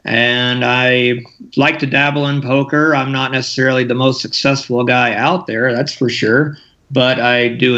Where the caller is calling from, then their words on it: Great Falls, Montana, United States